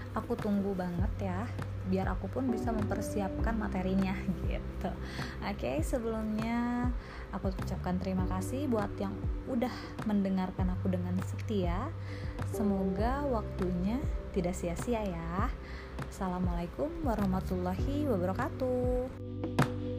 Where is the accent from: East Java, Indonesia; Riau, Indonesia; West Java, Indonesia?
West Java, Indonesia; Sukabumi; moved away as an adult; now in Bandung, Indonesia; aku lahir dan dibesarkan di Sukabumi